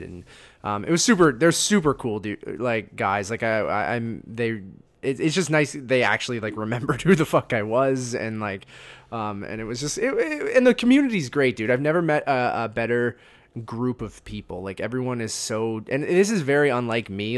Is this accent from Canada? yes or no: yes; Canada; Being Canadian